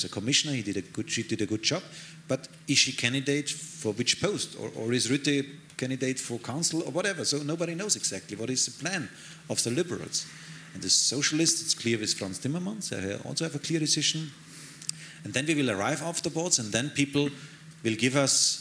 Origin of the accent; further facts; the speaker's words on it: Bavaria, Germany; English is a second language; I'm German, I'm a Bavarian, that is my where I feel really at home